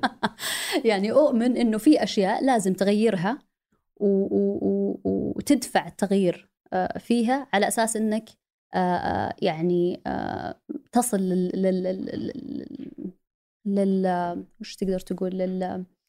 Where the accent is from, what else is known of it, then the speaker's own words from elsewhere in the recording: Saudi Arabia; moved away as an adult; لاني جيت من السعوديه